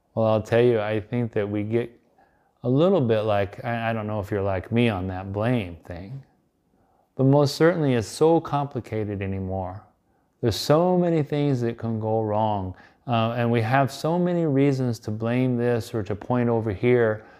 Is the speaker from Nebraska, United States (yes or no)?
yes; Nebraska, United States; my home state of Nebraska